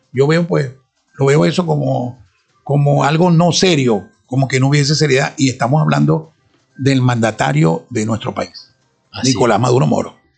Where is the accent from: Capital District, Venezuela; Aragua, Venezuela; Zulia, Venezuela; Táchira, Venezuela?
Zulia, Venezuela; Sinamaica; soy de La Guajira, soy guayú, eh, de madre guayú y de padre guayú, por supuesto. Sinamay, que la cuna de mi nacimiento